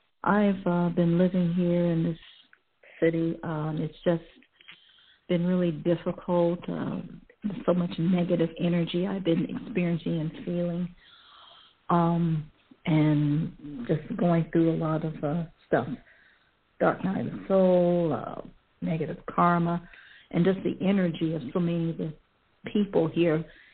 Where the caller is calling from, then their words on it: Cleveland, Ohio, United States; I'm calling from Cleveland, Ohio.